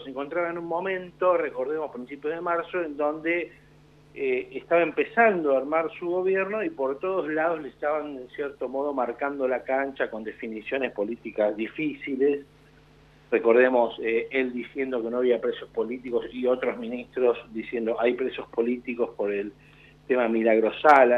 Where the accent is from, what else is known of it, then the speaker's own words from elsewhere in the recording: Argentina; como argentinos